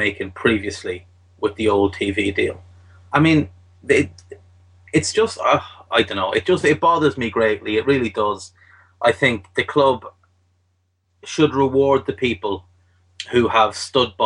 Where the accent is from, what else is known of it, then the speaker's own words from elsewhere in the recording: Ireland; I'm Irish